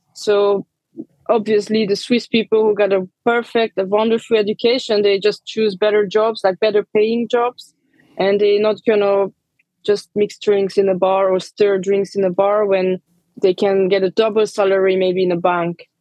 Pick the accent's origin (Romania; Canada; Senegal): Romania; born or raised there; moved away as an adult; also born or lived in London / Geneva